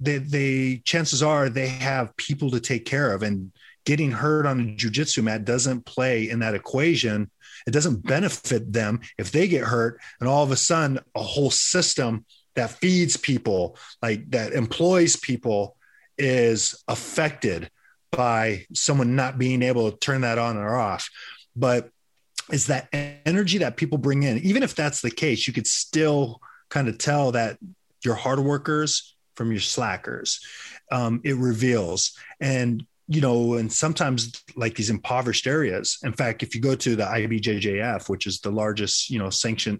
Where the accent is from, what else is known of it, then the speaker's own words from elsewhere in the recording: California, United States; and that's where I grew up in the San Fernando Valley.